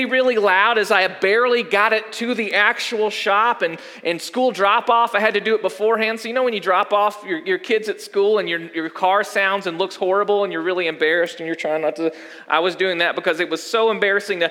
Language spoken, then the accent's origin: English; United States; we as American Christians